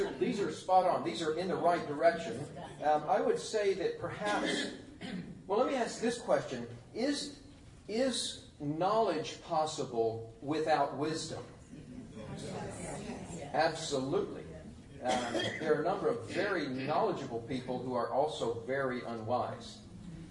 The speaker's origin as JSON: {"language": "English", "region": "Tennessee", "country": "United States", "moved": "yes", "said": "I come from Tennessee originally"}